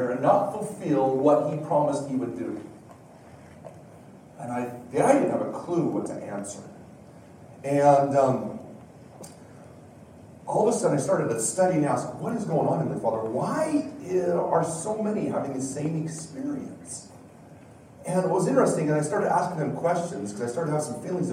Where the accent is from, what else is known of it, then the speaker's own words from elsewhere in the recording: Wyoming, United States; also born or lived in Washington, D.C.; now in Utah, United States; I've lived in Utah longer than I have Wyoming, but I am from Wyoming. That is my roots and proud of it